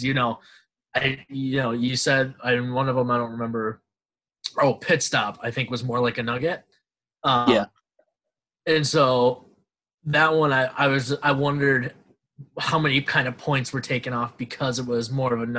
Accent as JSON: {"language": "English", "region": "Midwest", "country": "United States", "also_born_or_lived": "Austin", "moved": "yes", "said": "I'm from the Midwest."}